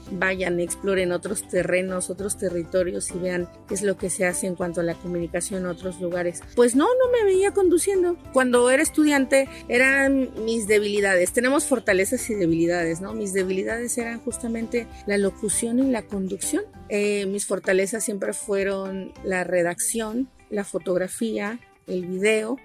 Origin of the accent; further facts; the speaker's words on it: Tuxtla Gutiérrez, Chiapas, Mexico; soy originaria de Tuxtla Gutiérrez